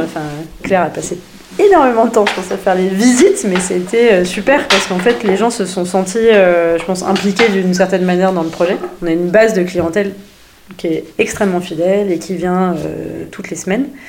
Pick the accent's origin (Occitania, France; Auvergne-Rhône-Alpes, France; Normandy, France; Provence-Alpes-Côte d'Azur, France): Normandy, France; je suis normande, c'est pas trop loin de Paris